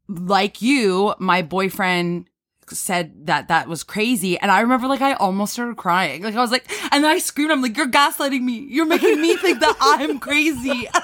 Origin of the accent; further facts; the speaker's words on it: Cambridge, Ontario, Canada; also born or lived in Toronto; I grew up here in Cambridge